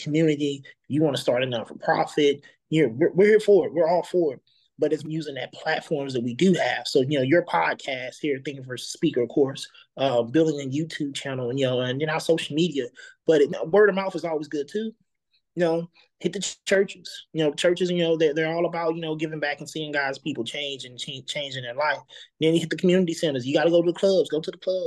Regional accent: East St. Louis, Illinois, United States; I was born in East St. Louis

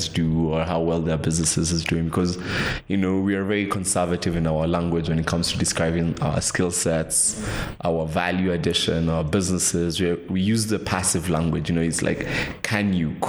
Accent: Kenya; there's such a thing as Kenyan speak

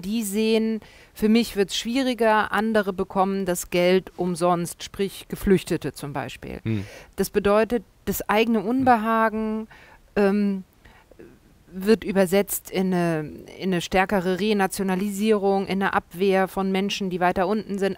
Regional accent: Germany

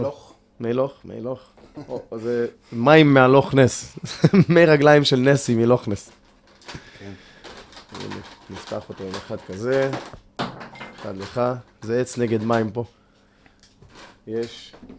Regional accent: Ashkelon, Southern District, Israel; גדלתי באשקלון וגלשתי

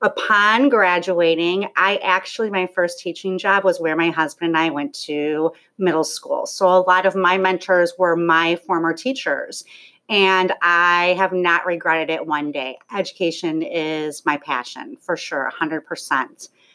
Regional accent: Lincolnshire, Illinois, United States; So I have been born and raised North Shore. So I was raised in Lincolnshire, Illinois, with my husband, who was my neighbor growing up. So we went through Sprague, Half Day, Daniel Wright, and both attended Stevenson High School.

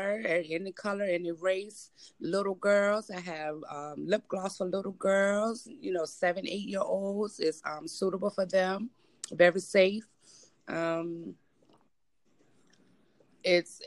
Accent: Richmond, Virginia, United States; born and raised in Richmond, Virginia

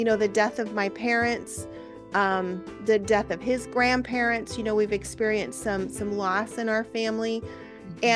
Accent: Central Illinois, United States; Doug and I we hail from Central Illinois in the U.S.

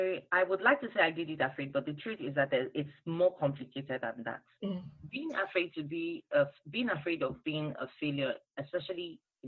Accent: Lagos, Nigeria; now in United Kingdom; And then I moved to the UK from Lagos, Nigeria. And I had to reintegrate, learn new things, make new friends.

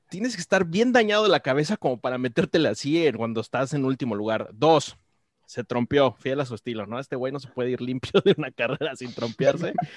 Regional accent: Mexico; como mexicanos

